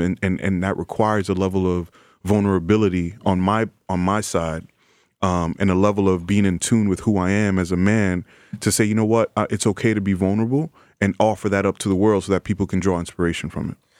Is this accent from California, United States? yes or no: no; New York City, New York, United States; native New Yorker from the Bronx, um, in the Bronx now, and uh, you know, grew up oldest of five kids.